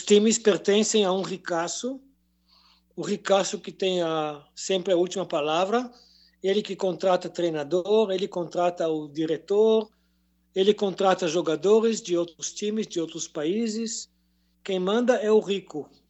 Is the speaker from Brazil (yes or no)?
no; a kibbutz near the Gaza Strip, Southern District, Israel; now in Jerusalem, Israel; sou de origem de um kibbutz perto da faixa de Gaza, kibbutz de brasileiros